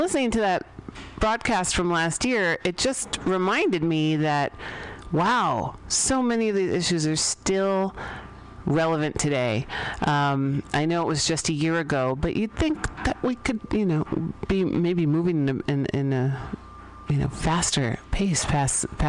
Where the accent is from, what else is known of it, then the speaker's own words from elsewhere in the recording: San Francisco, California, United States; I grew up here in San Francisco